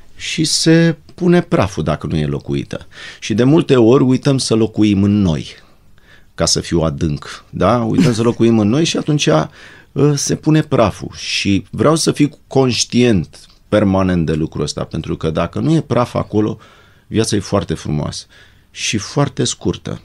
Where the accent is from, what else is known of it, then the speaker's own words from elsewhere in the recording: Bucharest, Romania; ne-au repartizat la un apartamentel cu două camere de 50 de metri pătrați în zona Dorobanți